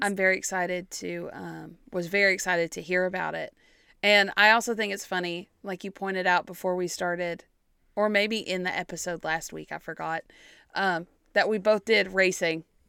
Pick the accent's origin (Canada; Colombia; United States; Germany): United States; East Tennessee; We're just from East Tennessee.